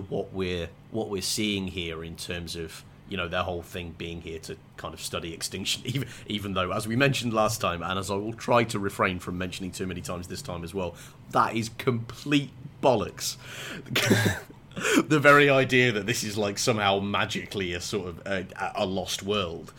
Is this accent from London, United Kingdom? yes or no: no; West Midlands, United Kingdom; I am an Englishman from the West Midlands